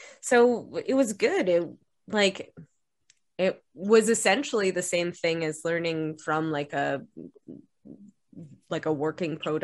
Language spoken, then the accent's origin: English; Ontario, Canada; now in Montreal, Canada; I am from Ontario, so it is like a little flash at home